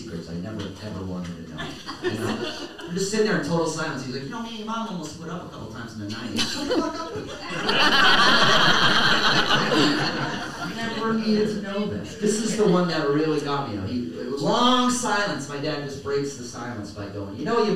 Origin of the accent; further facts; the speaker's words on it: Milton, Massachusetts, United States; also born or lived in South Boston, Massachusetts; I grew up in Milton